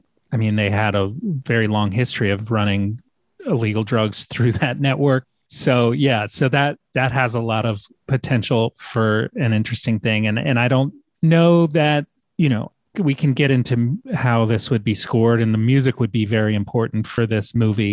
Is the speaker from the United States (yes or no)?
yes; Norfolk, Virginia, United States; I grew up in Norfolk, Virginia, and I went to high school from 94 to 98